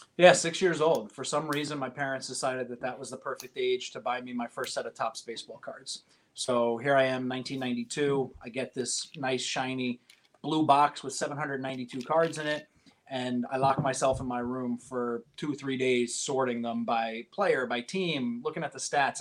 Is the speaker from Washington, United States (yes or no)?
no; Poughkeepsie, New York, United States; now in New Jersey, United States; I'm from upstate New York, a town called Poughkeepsie